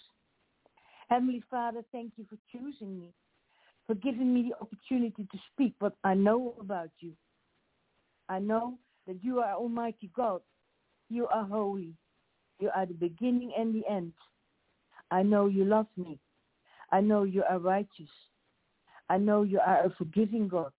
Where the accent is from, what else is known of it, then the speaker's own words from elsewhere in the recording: Australia; accent: Australian; first language Dutch; English is a second language; then English with an Australian accent